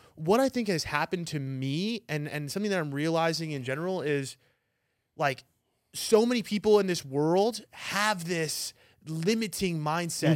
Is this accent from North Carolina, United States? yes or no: no; New York, United States; now in Arizona, United States; I'm from New York